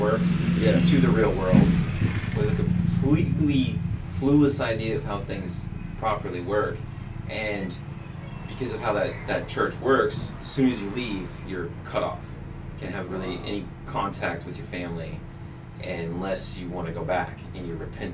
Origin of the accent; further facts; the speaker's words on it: Topeka, Kansas, United States; moved away as an adult; now in Massachusetts, United States; I'm originally from the Westboro Baptist Church. I was born and raised there